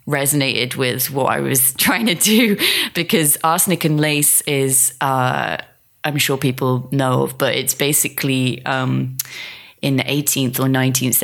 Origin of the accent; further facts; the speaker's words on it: Hertford, East of England, United Kingdom; moved away; also born or lived in London; I grew up in a little suburban town called Hartford in England, right next to London